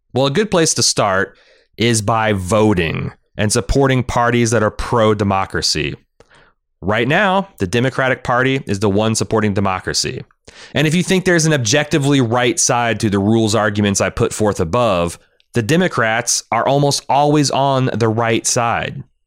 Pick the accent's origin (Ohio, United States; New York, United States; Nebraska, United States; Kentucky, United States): Ohio, United States; my home state of Ohio